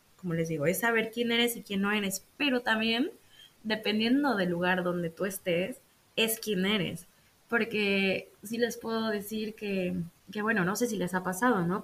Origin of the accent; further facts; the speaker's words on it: Mexico; moved away as an adult; now in Netherlands; me puedo quedar en mi país, en mi hermoso país, México